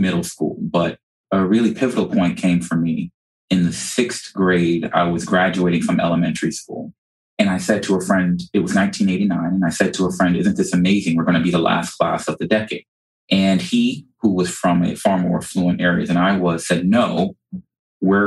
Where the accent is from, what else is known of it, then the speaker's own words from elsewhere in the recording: New York City, New York, United States; now in South Florida, United States; I actually grew up in South Jamaica, Queens, New York